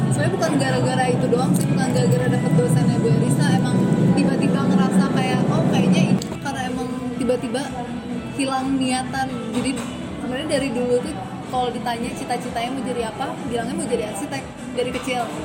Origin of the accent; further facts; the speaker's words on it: Karawang, West Java, Indonesia; aku lahir di Kerawang tahun 96